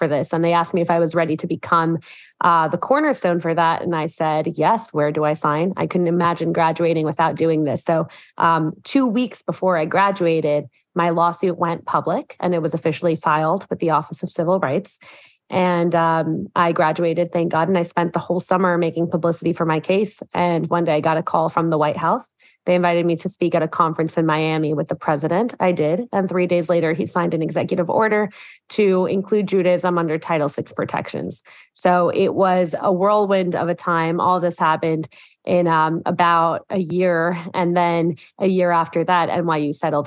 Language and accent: English; Mexico; moved away; I grew up in Mexico